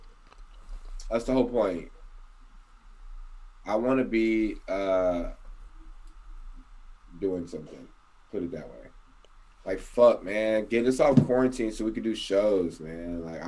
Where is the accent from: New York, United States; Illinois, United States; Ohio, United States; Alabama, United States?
Alabama, United States; Hell yeah, I'm from Alabama, dude. Like, I mean, I've lived in hella places, but I've never lived anywhere like California.